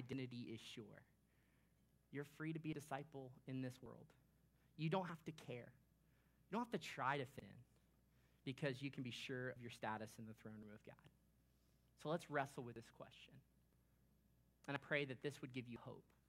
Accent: Orlando, Florida, United States; I grew up in Orlando, Florida

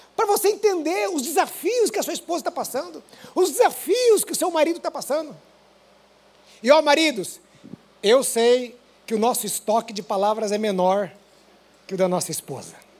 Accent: Paraná, Brazil; now in São Paulo, Brazil; como um bom paranaense

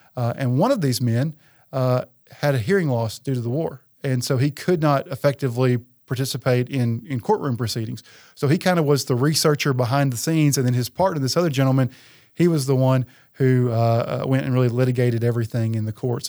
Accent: Wharton, Tennessee, United States; moved away as an adult; I'm a local guy, so I'm from Wharton, actually, originally

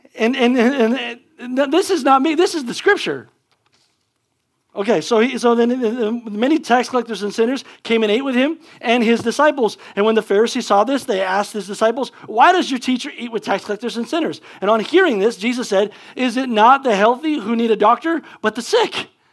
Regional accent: United States; as an American

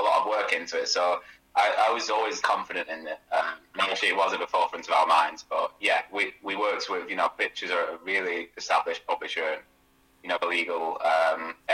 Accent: Burnley, North West England, United Kingdom; I'm actually not from Blackpool, I'm from Burnley, but I was a season ticket holder growing up with my dad

